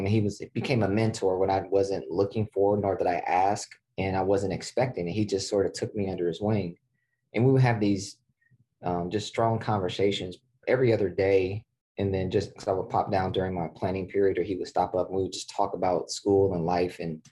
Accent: Columbus, Ohio, United States; Midwest guy, born and raised in Ohio, Central Ohio, still here today. So born in Columbus, Ohio

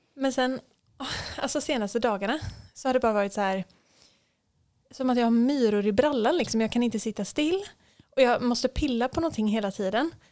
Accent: Hultsfred, Kalmar County, Sweden; moved away; hotellet där jag jobbade hemma i Hultsfred

